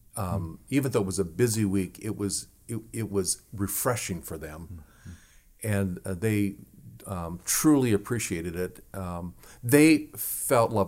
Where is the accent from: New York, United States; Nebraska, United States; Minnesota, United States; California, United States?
Nebraska, United States; where I grew up in Nebraska was just a few miles away from the Winnebago Reservation and the Omaha Reservation.